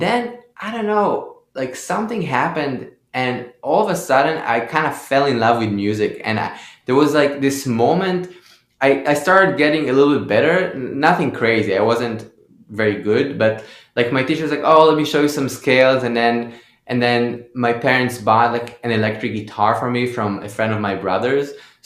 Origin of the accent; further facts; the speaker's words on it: Haifa, Haifa District, Israel; I grew up in Haifa, so there wasn't a big scene there.